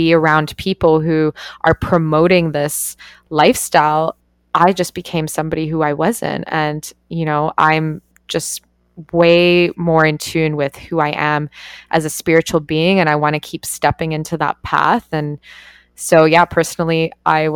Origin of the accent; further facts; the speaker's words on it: Canada; I grew up in Canada and like went to party universities